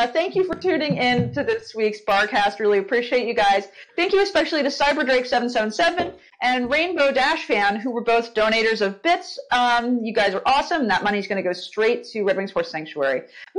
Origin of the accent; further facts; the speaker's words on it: United States; I'm American